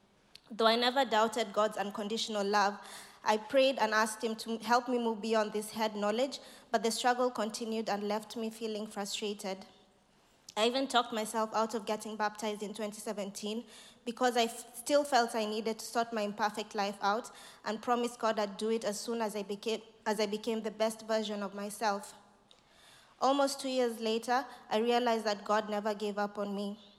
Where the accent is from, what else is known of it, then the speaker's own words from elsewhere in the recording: Kenya; now in Nottingham, United Kingdom; I moved to Nottingham from Kenya to start my PhD.